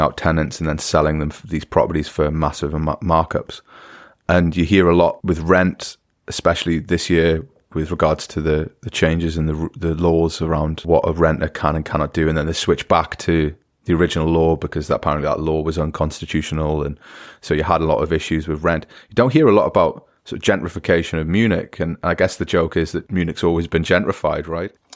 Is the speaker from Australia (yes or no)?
no; United Kingdom; now in Germany; as a British person